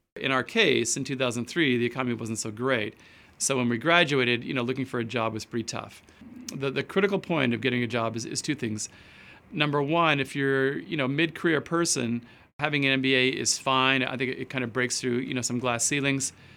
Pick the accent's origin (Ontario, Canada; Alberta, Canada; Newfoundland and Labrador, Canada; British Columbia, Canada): Alberta, Canada; Edmonton; moved away as an adult; also born or lived in Osaka, Japan / Tokyo, Japan / Arkansas, United States / London, United Kingdom; now in Los Angeles, United States; I started out growing up in Alberta, Canada